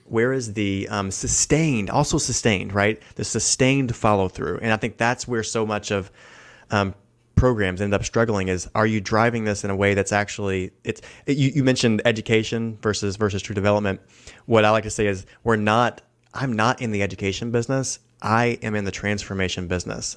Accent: the South, United States; I'm from the South

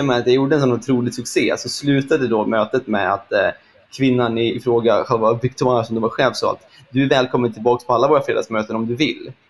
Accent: Sweden; vi svenskar

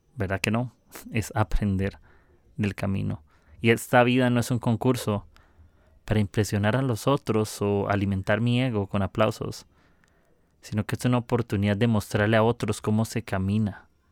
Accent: Costa Rica; soy de Costa Rica, del mejor país del mundo

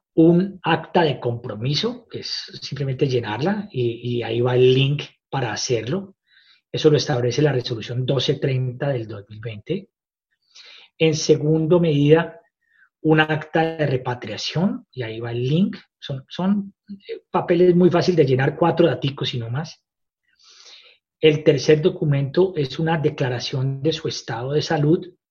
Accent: Colombia; moved away as an adult; now in Australia; me siento como colombiano súper orgulloso

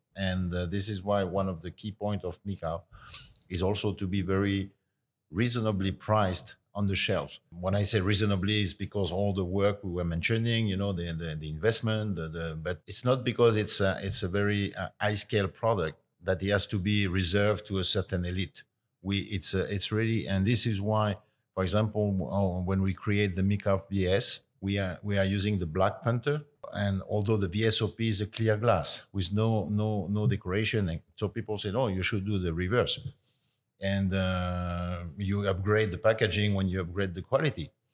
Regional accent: Cognac, Nouvelle-Aquitaine, France; also born or lived in Bordeaux; I was born in Bordeaux, but I spent all my life in Cognac

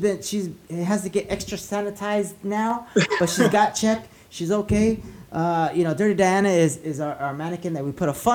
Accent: La Puente, California, United States; I grew up in La Puente, so I know that area

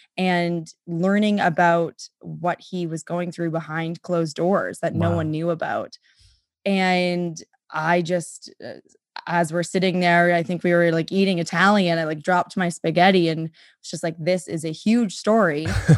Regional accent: Winnipeg, Manitoba, Canada; also born or lived in Vancouver; And I grew up in Vancouver and then in Winnipeg.

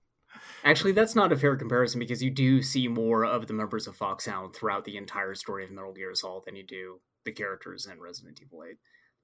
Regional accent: Oregon, United States; moved away; I came from Oregon.

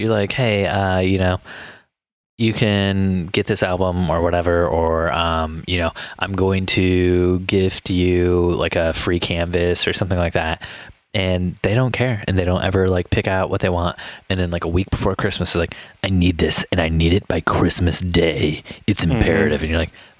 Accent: United States; now in England, United Kingdom; Well, I'm an American in England, so everyone likes to ask me questions.

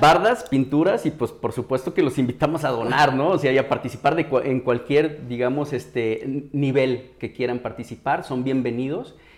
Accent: Mexico; como mexicanos

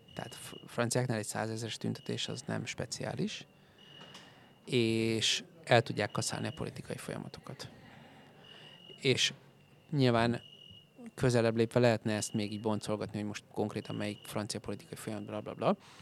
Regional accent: Hungary

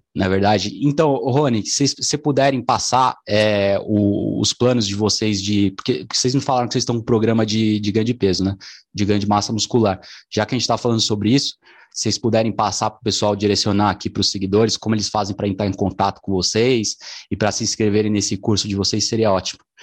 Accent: São Paulo, Brazil; Eu sou aqui de São Paulo

